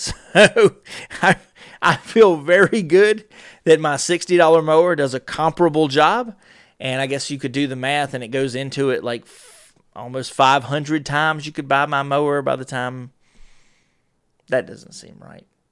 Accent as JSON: {"language": "English", "region": "North Carolina", "country": "United States", "said": "I'm from North Carolina."}